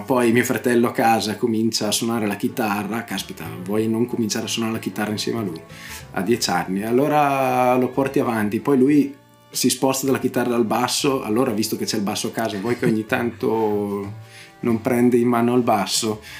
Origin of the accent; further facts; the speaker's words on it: Bedizzolo, Lombardy, Italy; io appunto sono nato a Bedizzolo